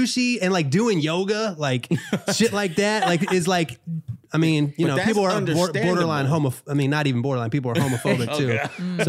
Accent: Maryland, United States; I tell people I'm from Maryland.

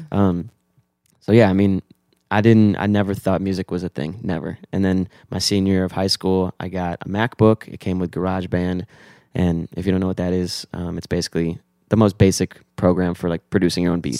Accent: Weston, Florida, United States; I'm from South Florida, twenty-six. Um, I grew up South Florida in Weston, small little town in Fort Lauderdale.

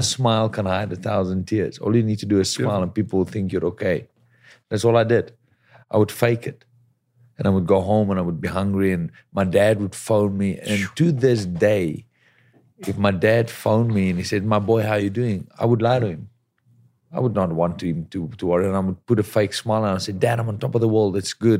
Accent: South Africa; moved away as an adult; now in Los Angeles, United States; as a South African, boxing was pretty big back home

